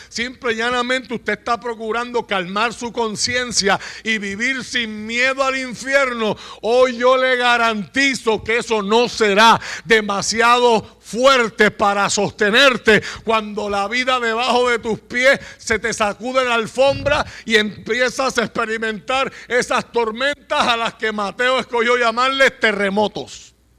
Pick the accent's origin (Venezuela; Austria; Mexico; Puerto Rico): Puerto Rico; Usted y yo vivimos en Puerto Rico